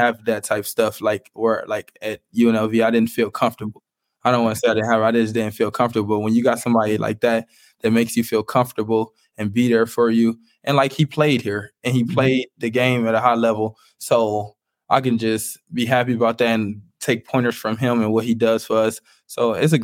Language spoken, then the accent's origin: English; Cleveland, Ohio, United States; I'm from Cleveland. I'm from like the inner city.